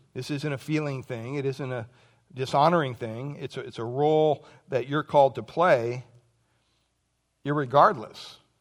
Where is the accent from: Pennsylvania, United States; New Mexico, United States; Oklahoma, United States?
Pennsylvania, United States; moved away; I grew up back in Pennsylvania